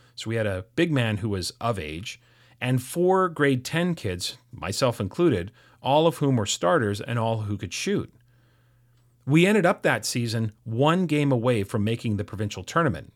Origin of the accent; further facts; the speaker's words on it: North Vancouver, British Columbia, Canada; I grew up in North Vancouver